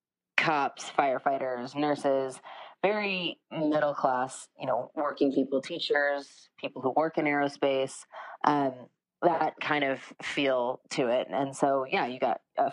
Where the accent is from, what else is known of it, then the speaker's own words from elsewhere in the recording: Santa Clarita, California, United States; also born or lived in Rosamond, California; I grew up in Rosemond, which is in the Antelope Valley, and it was a very small town right next to an Air Force base. And then I grew up in Santa Clarita